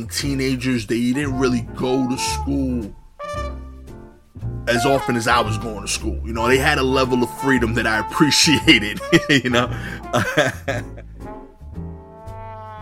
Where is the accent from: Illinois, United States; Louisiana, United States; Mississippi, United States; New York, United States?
New York, United States; New York City; growing up in East New York